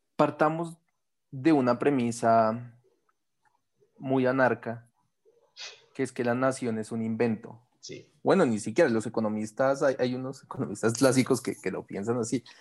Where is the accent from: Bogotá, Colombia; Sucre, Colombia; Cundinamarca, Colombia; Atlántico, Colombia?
Bogotá, Colombia; nací en Bogotá, pero mis papás son de Santander, norte de Santander